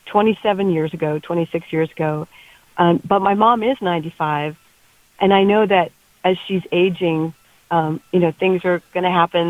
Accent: Billings, Montana, United States; I was born in Billings

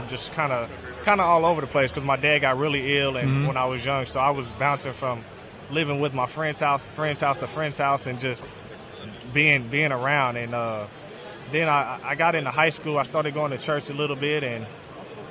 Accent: northern Kentucky, United States; also born or lived in Michigan; I'm from northern Kentucky, right across the bridge from Cincinnati

